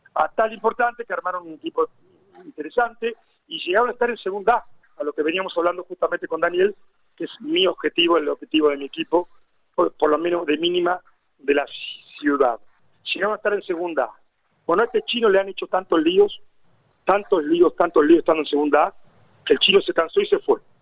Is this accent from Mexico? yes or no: no; Argentina; now in Lorca, Spain